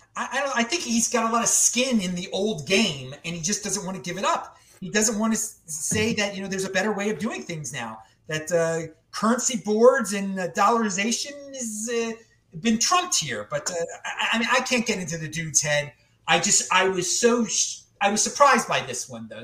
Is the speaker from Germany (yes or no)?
no; Baltimore, Maryland, United States; moved away; I'm from Baltimore originally.